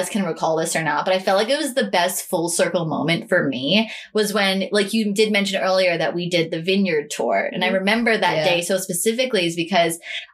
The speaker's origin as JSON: {"language": "English", "town": "New York City", "region": "New York", "country": "United States", "said": "being a New Yorker"}